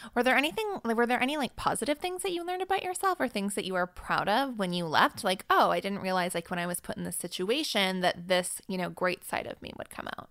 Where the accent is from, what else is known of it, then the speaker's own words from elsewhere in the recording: Vancouver, British Columbia, Canada; it's my hometown.